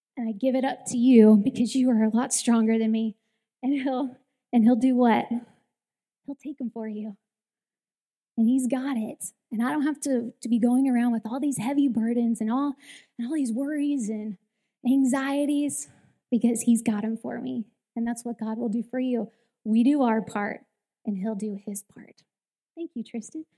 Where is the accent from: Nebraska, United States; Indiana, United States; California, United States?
California, United States; Southern; I grew up in Southern California, and my grandparents had a house on the ocean